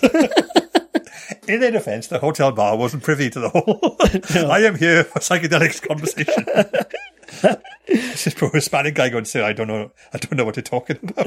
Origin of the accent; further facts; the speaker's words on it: Wales, United Kingdom; as a Welsh person